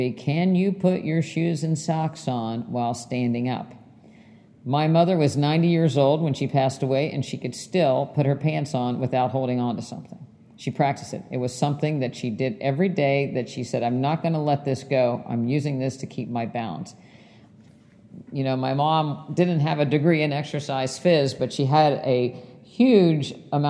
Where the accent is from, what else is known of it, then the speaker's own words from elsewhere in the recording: West Virginia, United States; my house growing up in West Virginia